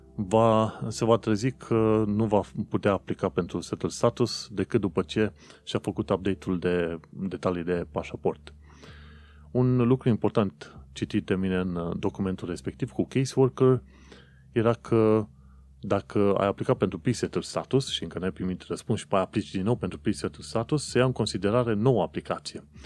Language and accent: Romanian; Romania; now in United Kingdom; Noi venim din România